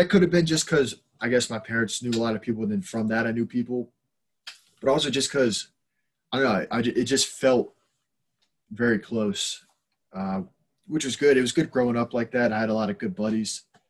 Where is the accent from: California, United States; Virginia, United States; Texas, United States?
Virginia, United States; Lynchburg; also born or lived in Syracuse; I wasn't born in Lynchburg. I was born in New York.